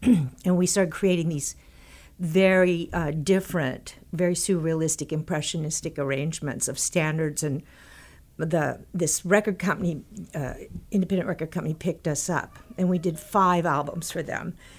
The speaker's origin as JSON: {"language": "English", "region": "Texas", "country": "United States", "tie": "born or raised there", "moved": "yes", "said": "when I was growing up in Texas"}